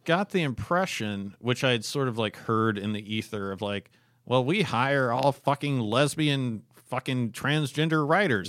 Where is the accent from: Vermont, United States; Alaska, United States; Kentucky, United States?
Alaska, United States; Fairbanks; I grew up in Fairbanks, Alaska, a very crime-ridden coal mining fucking town.